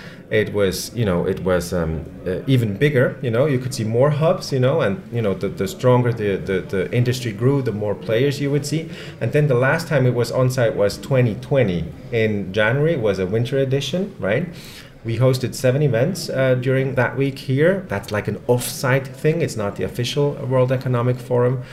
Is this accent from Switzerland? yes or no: yes; Switzerland; I was born in Switzerland, right? So born and raised